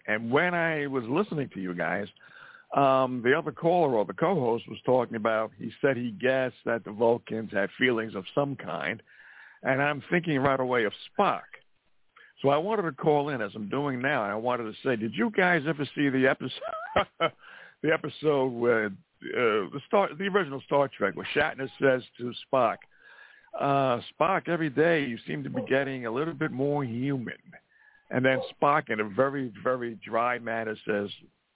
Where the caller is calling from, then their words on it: Montana, United States; I'm calling from Montana.